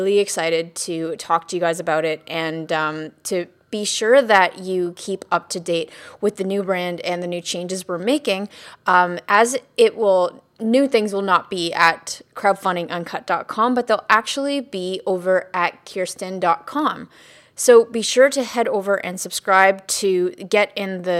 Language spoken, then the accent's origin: English; Canada; being Canadian